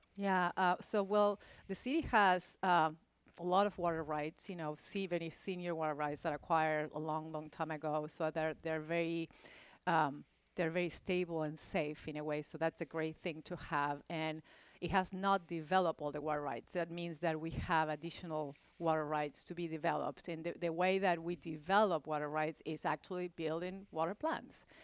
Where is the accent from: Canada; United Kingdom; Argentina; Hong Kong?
Argentina; Buenos Aires; also born or lived in Louisville, Kentucky; now in Houston, United States; I grew up in Argentina, in Buenos Aires